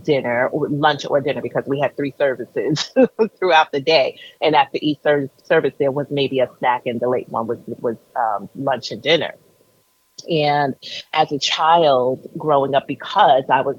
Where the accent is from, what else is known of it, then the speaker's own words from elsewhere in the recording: New York City, New York, United States; I grew up in Brooklyn, New York.